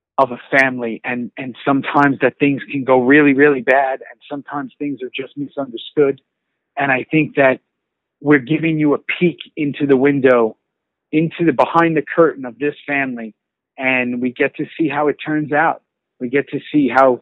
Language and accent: English; New York City, New York, United States; moved away as an adult; also born or lived in Los Angeles; I was born and raised in New York City. Staten Island